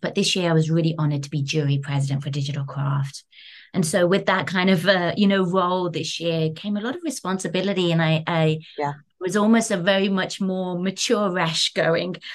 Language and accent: English; London, United Kingdom; moved away as an adult; now in New York, United States; having been born and raised in London, UK